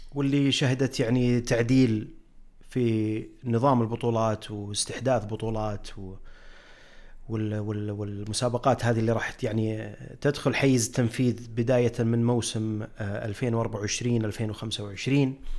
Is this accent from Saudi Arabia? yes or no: yes; Saudi Arabia; عندنا في السعوديه